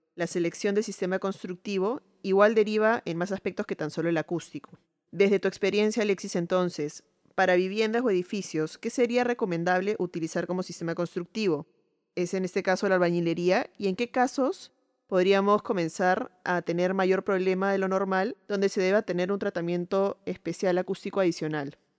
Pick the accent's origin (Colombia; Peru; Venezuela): Peru; soy arquitecta peruana